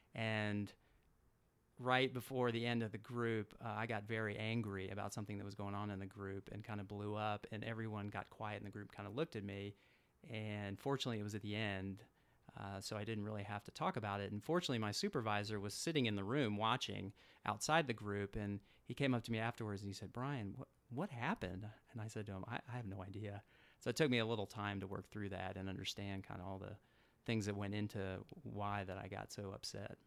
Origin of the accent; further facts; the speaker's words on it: Atlanta, Georgia, United States; moved away; I grew up in Atlanta, Georgia